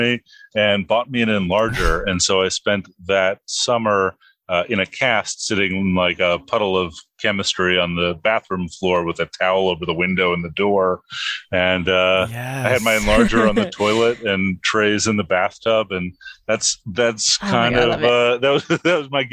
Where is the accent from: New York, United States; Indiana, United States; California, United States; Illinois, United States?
New York, United States; New York City; I grew up in the Bronx.